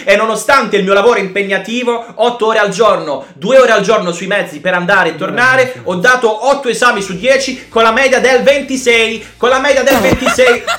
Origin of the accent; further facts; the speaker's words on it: Milan, Lombardy, Italy; io vengo da Milano